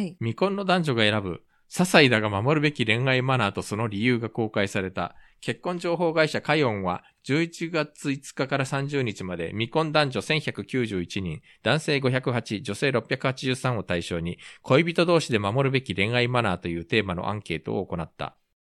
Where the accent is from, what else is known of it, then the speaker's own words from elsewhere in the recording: Japan; also born or lived in South Korea; 日本生まれ、韓国在住経験があり